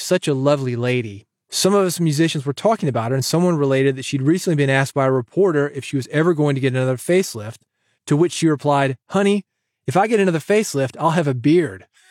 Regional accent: Nashville, Tennessee, United States; as in native Tennessee, and I was born in Nashville.

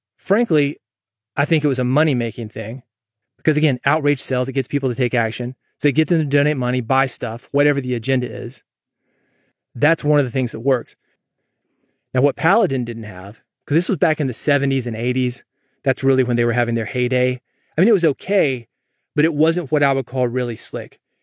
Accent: Nashville, Tennessee, United States; also born or lived in Mississippi; I grew up in Nashville

